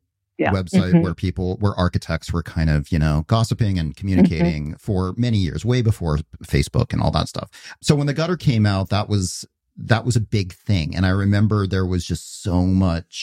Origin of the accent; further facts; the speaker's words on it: Victoria, British Columbia, Canada; moved away as an adult; also born or lived in Lethbridge, Alberta; But I grew up in Canada until I was about 18, mostly in Victoria.